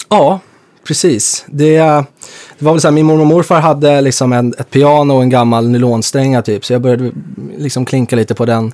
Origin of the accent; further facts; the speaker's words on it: Stockholm, Stockholm County, Sweden; jag är från norra Stockholm